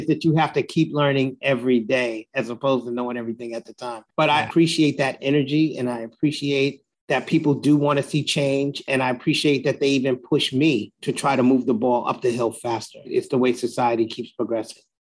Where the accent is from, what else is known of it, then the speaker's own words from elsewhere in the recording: New York City, New York, United States; I'm born and raised in Jamaica, Queens